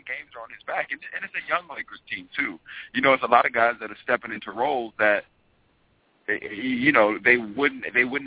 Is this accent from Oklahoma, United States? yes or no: yes; Oklahoma, United States; now in Los Angeles, United States; I'm from Oklahoma